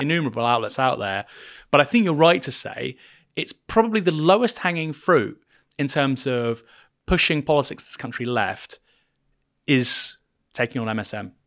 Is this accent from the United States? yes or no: no; Bournemouth, South West England, United Kingdom; I'm from Bournemouth.